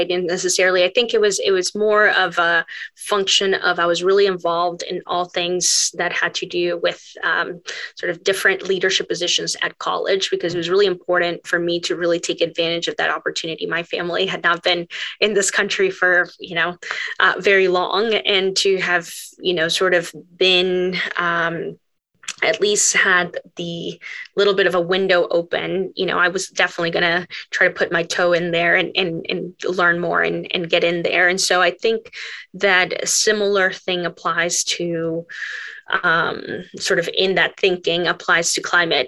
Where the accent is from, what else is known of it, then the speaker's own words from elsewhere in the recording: Memphis, Tennessee, United States; moved away as an adult; I grew up in Memphis, Tennessee as a first generation immigrant